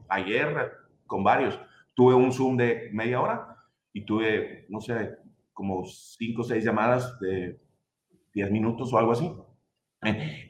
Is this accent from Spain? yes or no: no; Mexico; soy mexicano